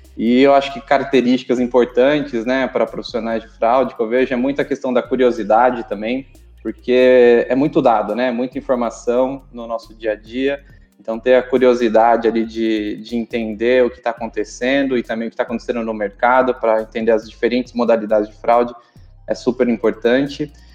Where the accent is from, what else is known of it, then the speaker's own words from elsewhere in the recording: interior of São Paulo, Brazil; moved away as an adult; now in São Paulo, Brazil; Sou do interior de São Paulo